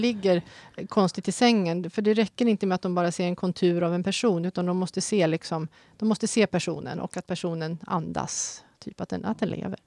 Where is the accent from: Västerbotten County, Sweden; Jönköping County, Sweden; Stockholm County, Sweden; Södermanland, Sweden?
Stockholm County, Sweden; Tyresö; moved away as an adult; now in Haninge, Sweden; jag är mm. född och uppvuxen och bott i mina första 46 år här.